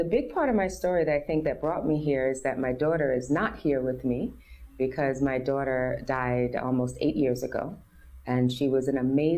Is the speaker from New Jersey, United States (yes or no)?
no; New York City, New York, United States; from America, I'm born and raised in New York City.